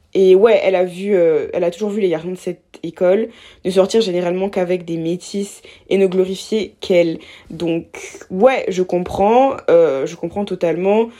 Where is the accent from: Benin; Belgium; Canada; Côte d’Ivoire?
Côte d’Ivoire; Abidjan; j'ai grandi en Côte d'Ivoire, à Abidjan, donc en Afrique